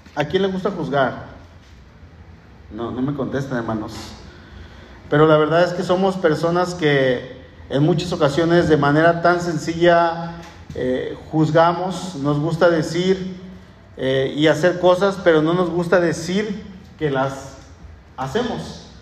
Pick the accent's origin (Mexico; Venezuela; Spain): Mexico